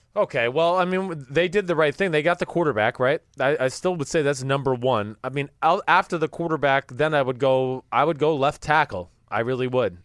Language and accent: English; New Jersey, United States; I'm from New Jersey